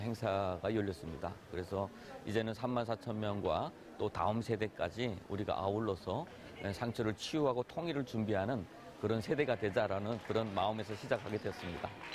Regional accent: North Korea; now in South Korea; 우리 탈북민들

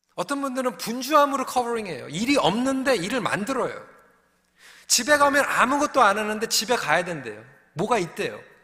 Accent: Seoul, South Korea; moved away; 전 서울에서 자랐는데도

